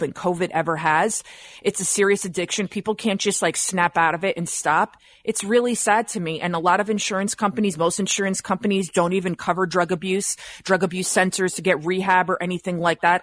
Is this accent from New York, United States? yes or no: yes; New York City, New York, United States; I'm from the Bronx.